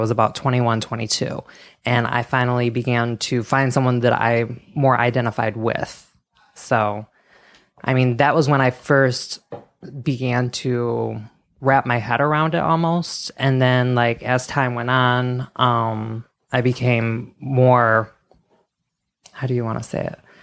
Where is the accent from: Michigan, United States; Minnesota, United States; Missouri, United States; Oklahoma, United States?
Michigan, United States; I grew up in Michigan, very small farming town